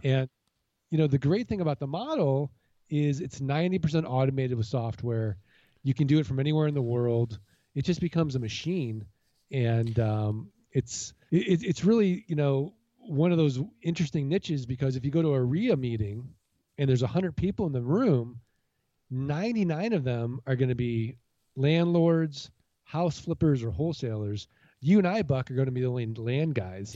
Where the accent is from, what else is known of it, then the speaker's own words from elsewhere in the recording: St. Louis, Missouri, United States; now in Arizona, United States; I'm originally from Saint Louis, Missouri, the Show Me State